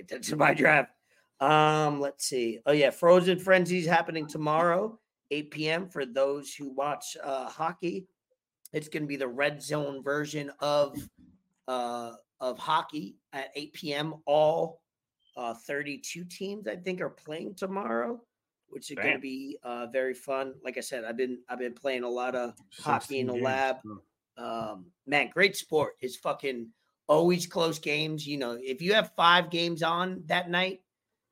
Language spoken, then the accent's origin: English; New York, United States; now in Florida, United States; I'm from New York.